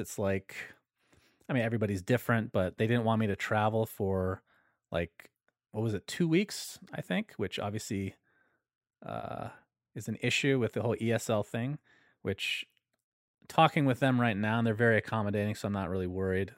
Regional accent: United States; I'm American

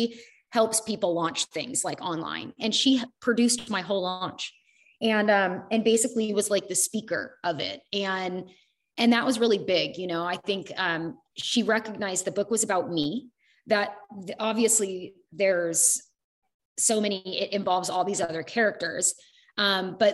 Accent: United States; I lived in like small town USA

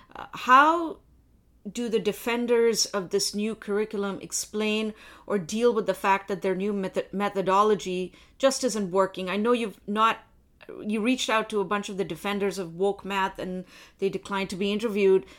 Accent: India; now in Canada; I was born in India

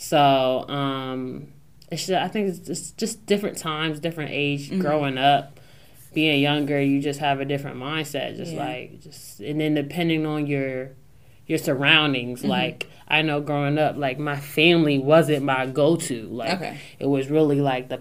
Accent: Newark, Delaware, United States; I'm this girl from Newark, Delaware

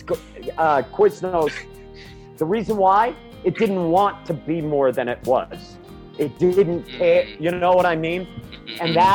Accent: Winthrop, Maine, United States; moved away as an adult; now in Denver, United States; I grew up in Winthrop

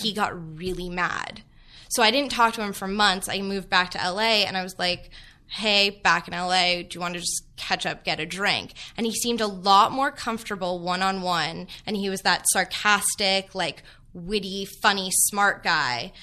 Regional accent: Los Angeles, California, United States; also born or lived in Kansas; being from L

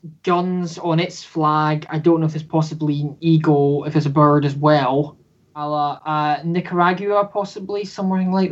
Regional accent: United Kingdom; being British

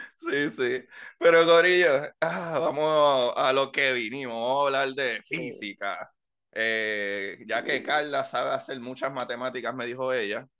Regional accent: Puerto Rico; moved away; para nosotros los boricuas

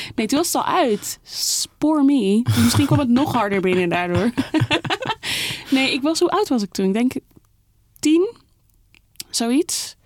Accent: Amsterdam, North Holland, Netherlands; Zeeburg, daar ben ik opgegroeid.

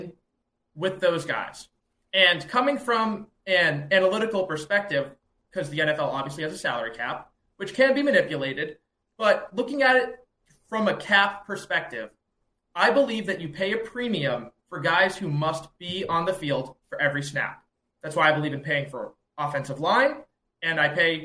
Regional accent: Boston, Massachusetts, United States; I am from Boston, Massachusetts, born and raised here

